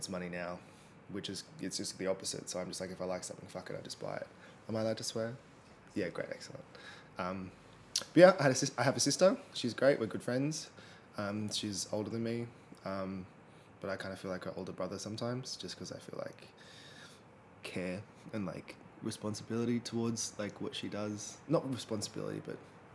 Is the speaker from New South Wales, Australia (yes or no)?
yes; Sydney, New South Wales, Australia; I'm from the northwest of Sydney. I grew up in the Bible Belt in West Pennant Hills